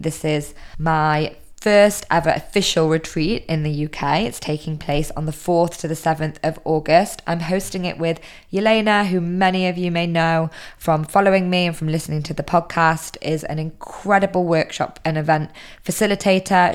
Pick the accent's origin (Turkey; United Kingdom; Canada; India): United Kingdom; moved away; I'm originally British